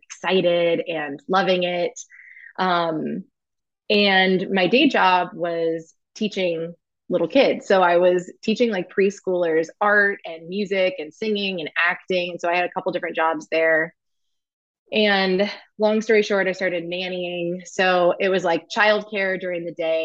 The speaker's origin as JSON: {"language": "English", "town": "Indianapolis", "region": "Indiana", "country": "United States", "tie": "born or raised there", "also_born_or_lived": "New York City", "moved": "as an adult", "said": "I grew up in Indianapolis, Indiana, in this very small town"}